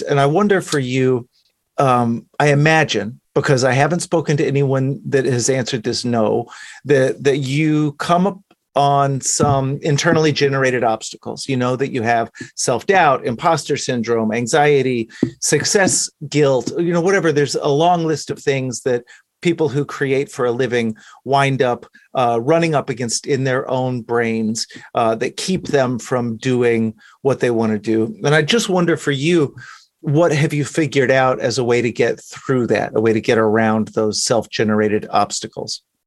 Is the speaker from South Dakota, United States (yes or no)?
no; Dallas, Texas, United States; I grew up in Dallas